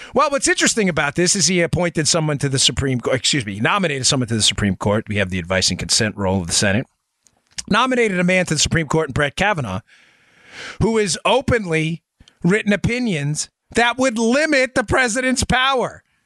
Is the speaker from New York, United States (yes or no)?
yes; New York City, New York, United States; moved away; I spent most of my adult life in Queens, New York.